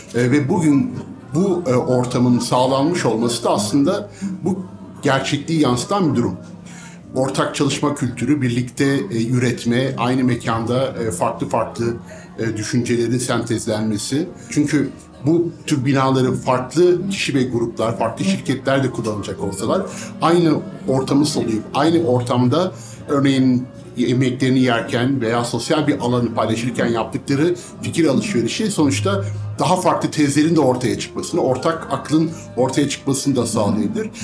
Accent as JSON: {"language": "Turkish", "region": "Ankara", "country": "Turkey", "said": "bir Ankaralı olarak"}